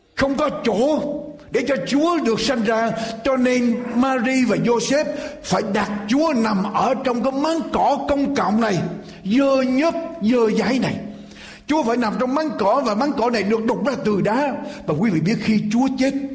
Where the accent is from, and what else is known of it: Vietnam